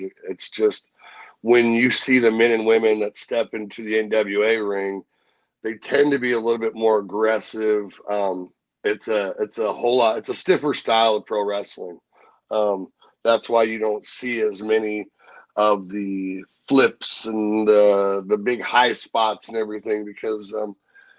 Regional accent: St. Louis, Missouri, United States; I grew up, I was born in St. Louis. I started my career in St. Louis

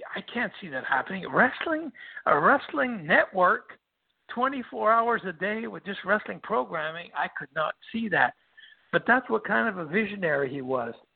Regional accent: Quebec, Canada; English is a second language; everybody knew that we came from Quebec. We spoke French and all

